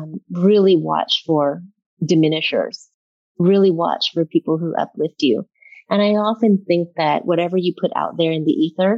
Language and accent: English; Baton Rouge, Louisiana, United States; Rouge, Louisiana, which you would think would be one of the most racially charged states in America. But I grew up in the Black ghettos, and I went to school with lower middle class white folks.